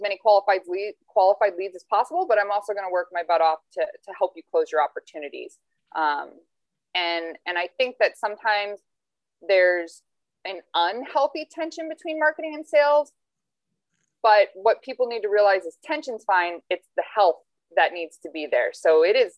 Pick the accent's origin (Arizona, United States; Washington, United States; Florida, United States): Arizona, United States; Phoenix; also born or lived in Toledo, Ohio; I was born and raised in Phoenix, Arizona